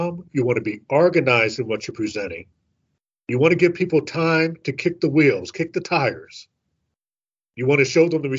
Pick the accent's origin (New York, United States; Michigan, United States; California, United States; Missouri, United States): Missouri, United States; St. Louis; I'm from St. Louis